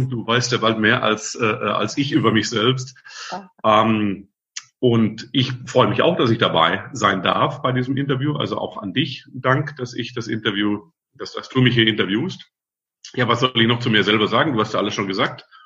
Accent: Friedrichshafen, Baden-Württemberg, Germany; und eigentlich komme ich vom Bodensee, bin gebürtiger Schwabe aus Friedrichshafen.

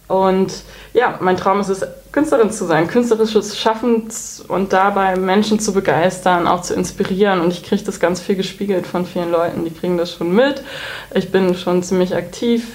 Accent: Baltic coast, Schleswig-Holstein, Germany; moved away as an adult; also born or lived in Hamburg / Cologne / Berlin; bin gebürtige Hamburgerin, aber groß geworden im Norden in Schleswig-Holstein an der Ostsee

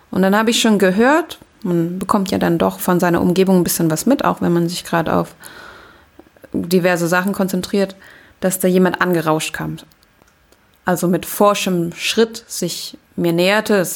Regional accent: Germany; Aber ich bin hier aufgewachsen und ja, es ist auch irgendwie meine Heimat.

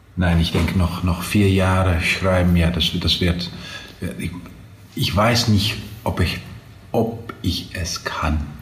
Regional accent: Twente, Overijssel, Netherlands; accent: Low Saxon dialect; German is a second language; wir sprachen natürlich mehr das, das, das äh, niedersächsische Dialekt

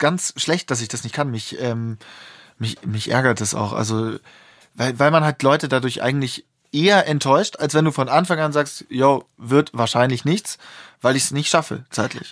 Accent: Germany; als Deutsche

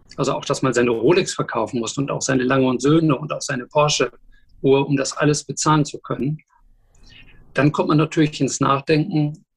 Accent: Dortmund, North Rhine-Westphalia, Germany; moved away as an adult; also born or lived in Düsseldorf; now in Hamburg, Germany; Ich bin Dortmunder Junge, zuletzt habe ich in Düsseldorf gewohnt, in Kaiserswerth

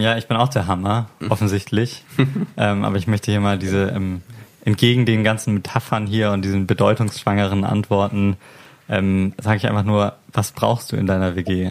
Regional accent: Hamburg, Germany; ich komme aus Hamburg

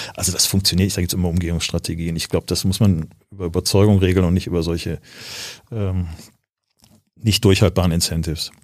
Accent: Düsseldorf, North Rhine-Westphalia, Germany; also born or lived in Cologne; ich bin geboren in Köln, aufgewachsen in Düsseldorf

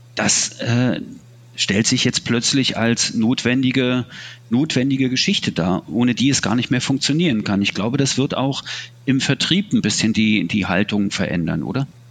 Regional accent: Berlin, Germany; ich bin hier in Ostberlin aufgewachsen, habe den Mauerfall erlebt äh, in, am Ende meiner Jugend sozusagen

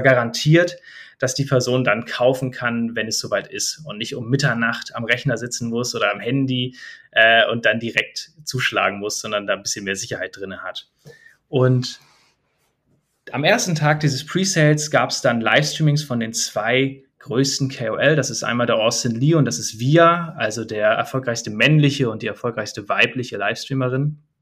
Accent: Germany; bei uns in Deutschland

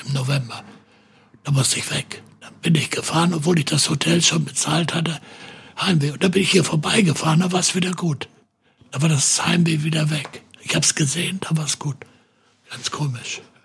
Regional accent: Hesse, Germany; also born or lived in St. Pauli, Hamburg; now in Hamburg, Germany; meine Heimat ist Hessen

